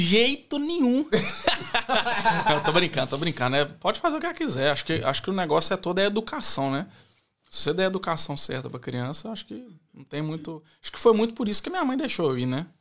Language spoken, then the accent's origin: Portuguese; Belo Horizonte, Minas Gerais, Brazil; accent: mineiro; moved away as an adult; also born or lived in Ribeirão Preto; now in Australia; Nós dois nascemos em São Paulo. Ela nasceu em São Paulo, capital, e eu nasci em Ribeirão Preto. Mas a gente viveu a vida inteira lá em, lá em Belo Horizonte